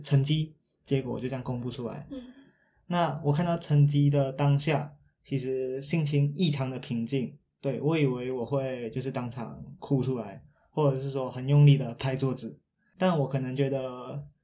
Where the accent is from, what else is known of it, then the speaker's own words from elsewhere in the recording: Malaysia; now in Taiwan; 回到马来西亚，回到我的故乡去